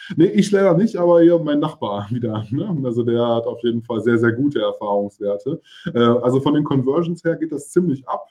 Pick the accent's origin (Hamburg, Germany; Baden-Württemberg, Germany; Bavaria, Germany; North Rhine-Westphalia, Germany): North Rhine-Westphalia, Germany; Hückelhoven; moved away as an adult; now in Cologne, Germany; Ich bin ja auch in Hückelhofen aufgewachsen